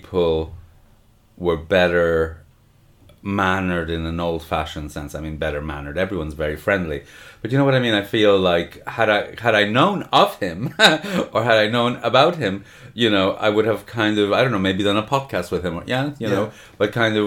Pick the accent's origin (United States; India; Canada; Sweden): Canada; Montreal, Quebec; moved away; where I grew up in Canada, in Montreal